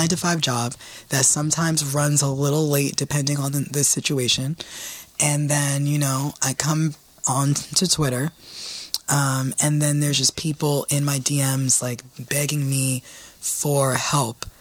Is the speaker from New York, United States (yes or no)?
yes; New York City, New York, United States; I am from the Bronx